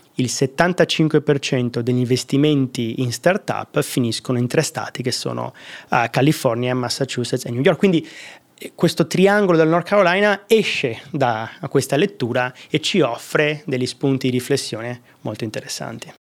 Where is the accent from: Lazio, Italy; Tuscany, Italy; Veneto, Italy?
Veneto, Italy; accent: Venetian; moved away; also born or lived in United States / Dublin; Io sono veneto, probabilmente il mio accento, eh, lo tradisce